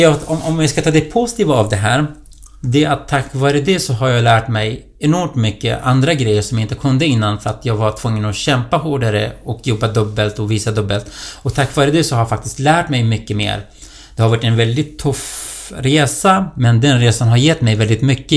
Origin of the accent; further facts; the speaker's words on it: Duhok, Kurdistan Region, Iraq; moved away as an adult; now in Solna, Sweden; Jag kommer ju från eh, eh en stad som heter Dohuk i irakiska Kurdistan. Det är där jag är född.